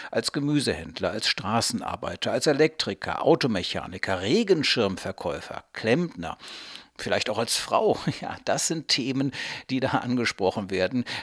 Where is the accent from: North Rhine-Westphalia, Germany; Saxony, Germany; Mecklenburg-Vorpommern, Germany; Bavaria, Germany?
North Rhine-Westphalia, Germany; Cologne; ich komme aus Köln